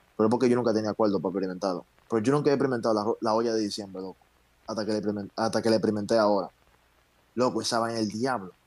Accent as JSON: {"language": "Spanish", "country": "Dominican Republic", "said": "nosotros, los dominicanos"}